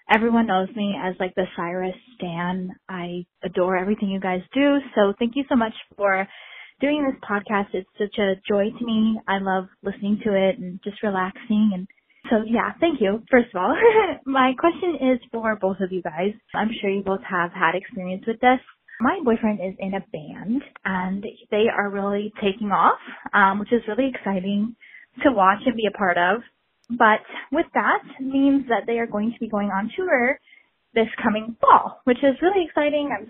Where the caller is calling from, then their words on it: Washington, United States; Hi, Trish and Brandi. … I'm from Washington State.